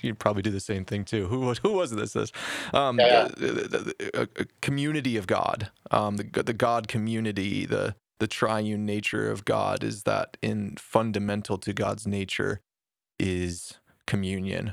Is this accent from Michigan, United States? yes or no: yes; Detroit, Michigan, United States; I grew up in Detroit playing street ball